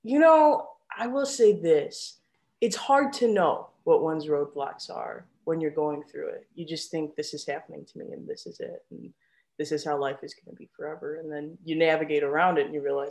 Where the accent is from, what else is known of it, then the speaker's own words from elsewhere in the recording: Chicago, Illinois, United States; moved away as an adult; also born or lived in Tucson, Arizona / Washington, District of Columbia, United States; now in Bay Area, United States; I'm in Chicago.